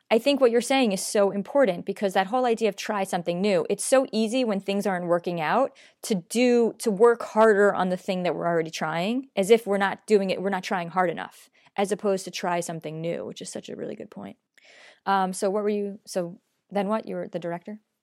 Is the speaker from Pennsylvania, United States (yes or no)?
no; New York, United States; I'm a New Yorker. Um, we're pretty honest in New York